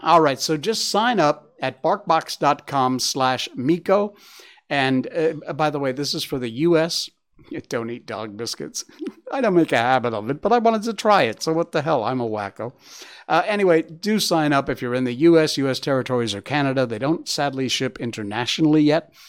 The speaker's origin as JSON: {"language": "English", "town": "Cornwall", "region": "Connecticut", "country": "United States", "tie": "born or raised there", "said": "my hometown in Cornwall, Connecticut."}